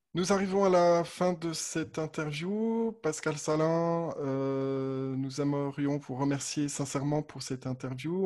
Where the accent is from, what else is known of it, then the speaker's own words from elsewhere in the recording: Haute-Savoie, Auvergne-Rhône-Alpes, France; je suis né en Haute-Savoie